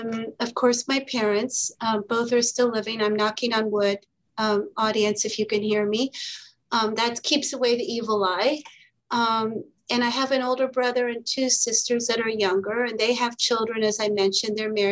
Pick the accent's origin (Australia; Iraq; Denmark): Iraq; also born or lived in Kuwait / Lebanon; growing up in the Arab world, in Iraq, in Kuwait, in Lebanon, a few different times